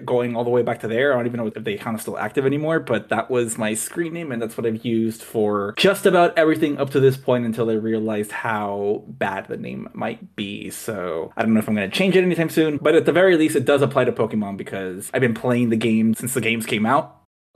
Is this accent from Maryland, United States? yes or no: no; Los Angeles, California, United States; I'm from Los Angeles